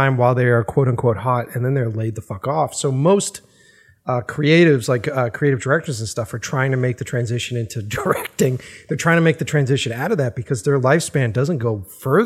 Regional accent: Boston, Massachusetts, United States; moved away; I'm originally from the East Coast. So I'm from Boston originally

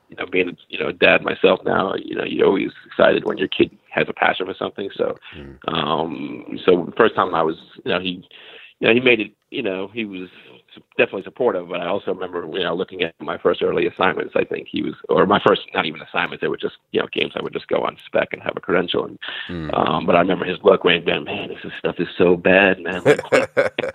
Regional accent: New York City, New York, United States; I grew up in Staten Island, New York

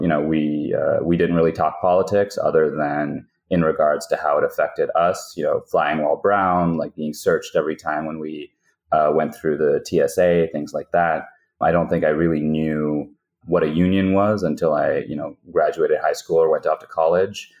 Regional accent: Waukesha County, Wisconsin, United States; moved away as an adult; now in Pennsylvania, United States; I grew up in Waukesha County, Wisconsin

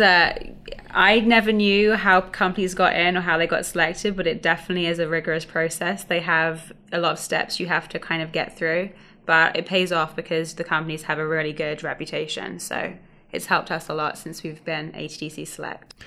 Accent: London, United Kingdom; moved away as an adult; now in Atlanta, United States; from London, just outside of London

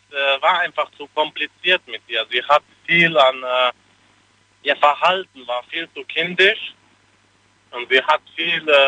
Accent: Speyer, Rhineland-Palatinate, Germany

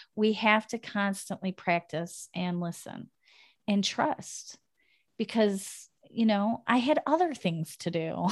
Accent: United States; moved away as an adult; now in Netherlands; living in a foreign country, as an American

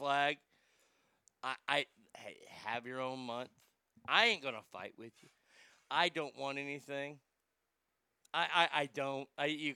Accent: Garland, Texas, United States; also born or lived in Rockwall, Texas; my hometown of Garland is one town away.

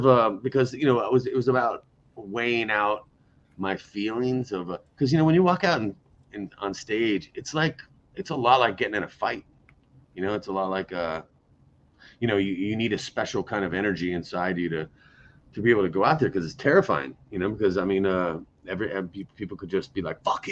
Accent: United States; as an American

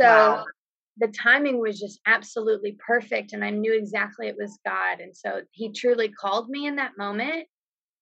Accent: Texas, United States; I was from Texas

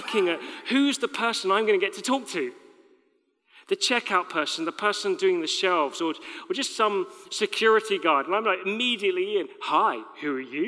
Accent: United Kingdom; We're British

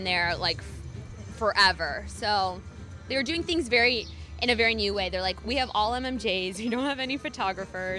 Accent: Michigan, United States; moved away as an adult; also born or lived in New York / South Bend, Indiana; now in Louisville, United States; I'm from the Midwest

